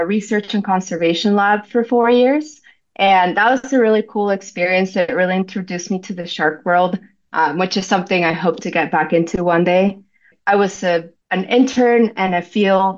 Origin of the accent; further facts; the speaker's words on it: Venezuela; also born or lived in Florida, United States; now in Hawaii, United States; I'm from Venezuela originally. So my parents and I, we grew up going to the beach all the time